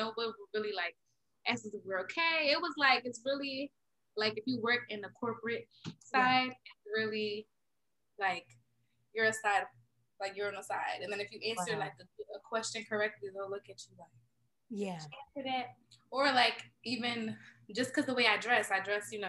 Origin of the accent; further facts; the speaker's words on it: Philadelphia, Pennsylvania, United States; I grew up in North Philly